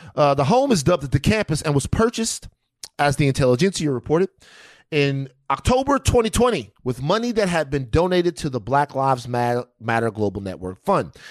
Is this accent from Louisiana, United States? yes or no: yes; Louisiana, United States; moved away; also born or lived in California; I'm from Louisiana and I went straight to California